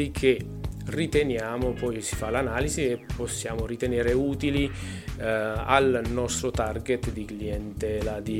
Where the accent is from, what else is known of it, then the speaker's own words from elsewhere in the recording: Molise, Italy; vengo dal Molise, il Molise esiste